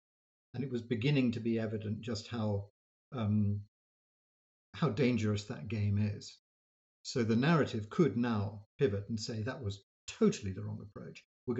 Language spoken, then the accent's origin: English; United States; growing up in the United States, it's very easy to get a slightly unworldly view of the world.